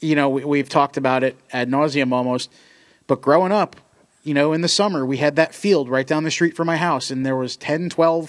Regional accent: Connecticut, United States; I grew up in Connecticut

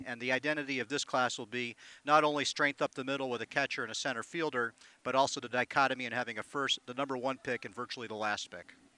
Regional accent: Boston, Massachusetts, United States; moved away; growing up, I grew up in Boston

